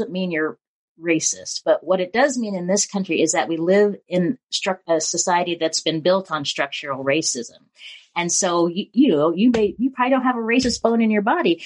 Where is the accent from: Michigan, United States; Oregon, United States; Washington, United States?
Washington, United States; Spokane; I was born in Spokane